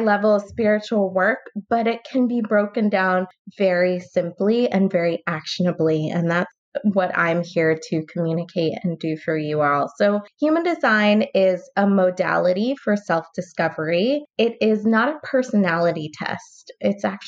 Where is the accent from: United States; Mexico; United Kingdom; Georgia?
United States; California; I'm from California.